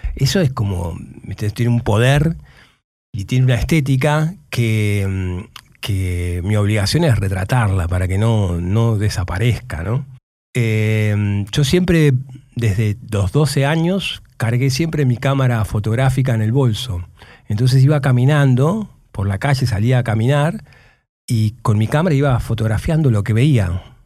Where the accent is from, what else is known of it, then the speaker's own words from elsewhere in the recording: Moreno, Buenos Aires Province, Argentina; vengo de Moreno, vengo de tener un grupo de rock en Moreno